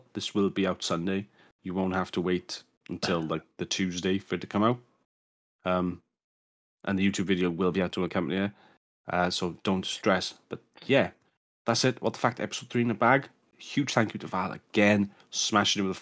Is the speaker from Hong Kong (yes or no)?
no; Welsh, Wales, United Kingdom; I'm Welsh